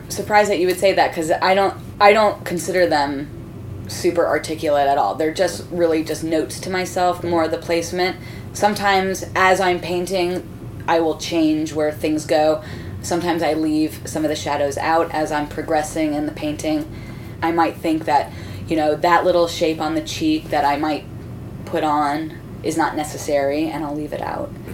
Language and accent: English; Miami, Florida, United States; I grew up in Miami